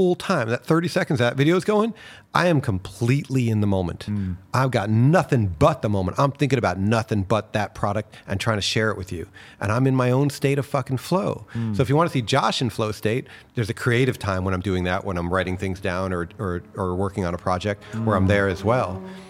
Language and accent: English; New York City, New York, United States; which worked out great because I was raised in New York City, so there everybody talks fast.